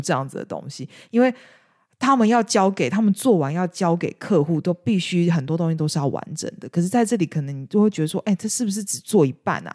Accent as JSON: {"language": "Chinese", "country": "Taiwan", "tie": "born or raised there", "moved": "as an adult", "lives_now": "United Kingdom", "said": "至少我在台湾，尤其是我是这种家庭背景长大"}